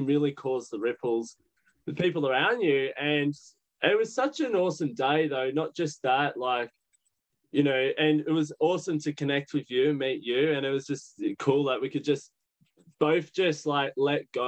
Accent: Sydney, New South Wales, Australia; from Sydney.

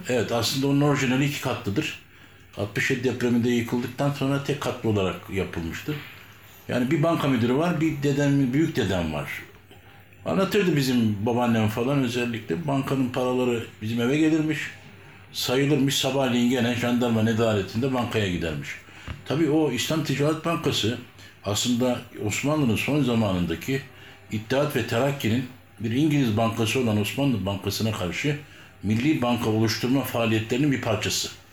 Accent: Adapazarı, Sakarya, Turkey; biz Adapazarı'nın yerlisi dediği insanlardayız

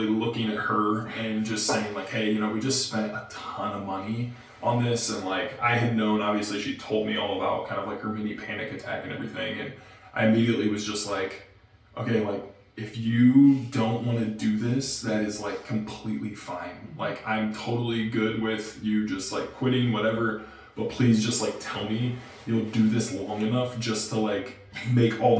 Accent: northern Indiana, United States; we're from Indiana, the farthest point north, basically in Indiana. We live in a city, our studio is in a city called Elkhart

